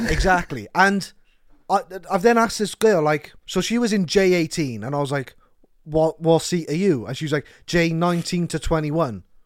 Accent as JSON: {"language": "English", "town": "Cardiff", "region": "Wales", "country": "United Kingdom", "said": "I told her I was from Cardiff"}